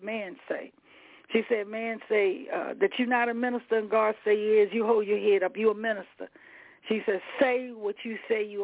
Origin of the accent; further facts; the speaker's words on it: Baltimore, Maryland, United States; I'm a street girl. I'm from East Side here in Baltimore